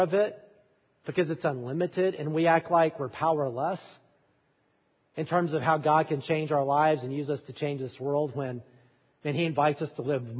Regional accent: Alabama, United States; I am from Alabama.

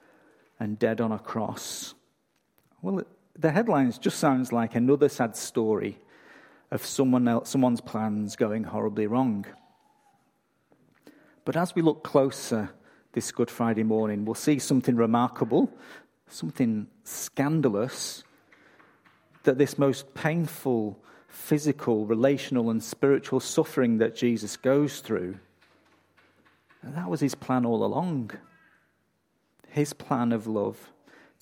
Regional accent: England, United Kingdom; now in Australia; I'm from England

